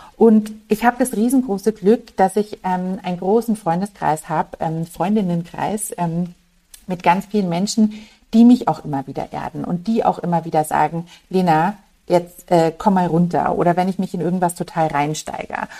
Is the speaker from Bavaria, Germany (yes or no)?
yes; Munich, Bavaria, Germany; Ich bin ähm, ein gebürtiges Münchner Kindel und für mich ist das einfach daheim